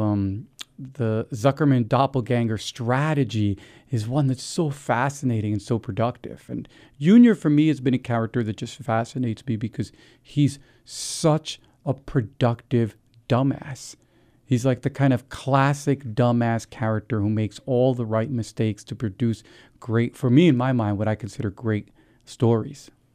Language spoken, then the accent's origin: English; New Jersey, United States; I grew up in New Jersey